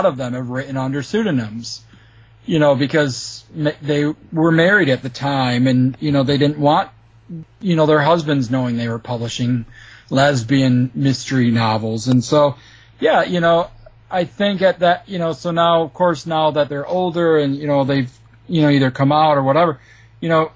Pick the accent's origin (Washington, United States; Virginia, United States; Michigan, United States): Michigan, United States; I'm from Michigan